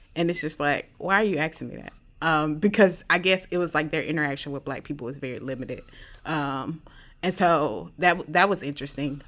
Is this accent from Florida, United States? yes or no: yes; Jacksonville, Florida, United States; I'm from Jacksonville, Florida, uh, the best place to live in the world